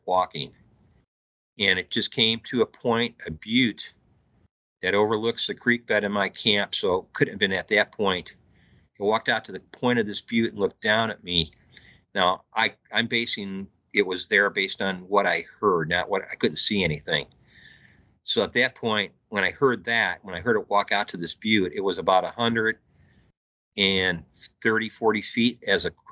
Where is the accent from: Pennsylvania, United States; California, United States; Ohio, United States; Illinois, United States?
Illinois, United States; moved away as an adult; also born or lived in Santa Clara, New Mexico; I'm from Illinois